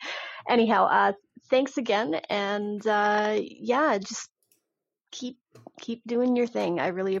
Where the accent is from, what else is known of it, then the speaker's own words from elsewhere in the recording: Alberta, Canada; I am from Alberta.